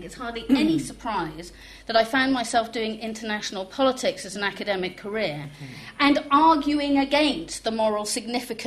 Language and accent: English; East Anglia, East of England, United Kingdom; first language French; English is a second language; moved away as an adult; now in Manchester, United Kingdom; I was born in England and I grew up in East Anglia in the 1960s